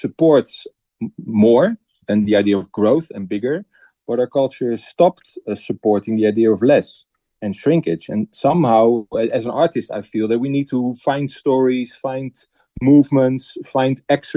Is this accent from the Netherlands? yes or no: yes; Netherlands; I'm from the Netherlands